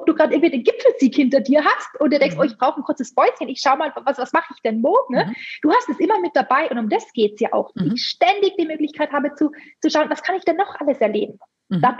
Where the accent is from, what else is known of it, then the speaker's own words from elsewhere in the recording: Tyrol, Austria; Genau, also ich bin in den Kitzbüheler Alpen groß gewachsen, aufgewachsen, groß geworden. Also Tourismus pur, von, von mhm. klein auf natürlich, äh, fünf Minuten von der Gondelstation entfernt.